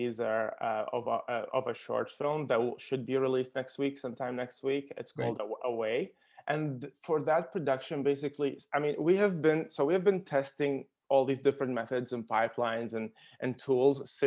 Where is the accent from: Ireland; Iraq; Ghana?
Iraq; Baghdad, Baghdad Governorate; moved away; also born or lived in Qatar; Originally, I'm from Iraq. I was born in Baghdad